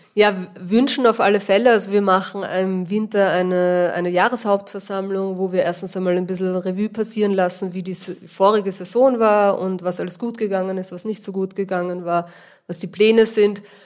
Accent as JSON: {"language": "German", "region": "Vienna", "country": "Austria", "moved": "as an adult", "lives_now": "Almtal, Austria", "said": "Wie man vielleicht hört, bin ich nicht ursprünglich aus Oberösterreich. Ich komme aus Wien eigentlich."}